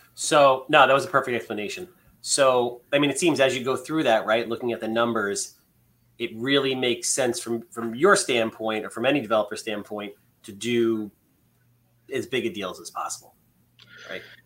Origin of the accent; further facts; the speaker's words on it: Long Island, New York, United States; we're from Long Island.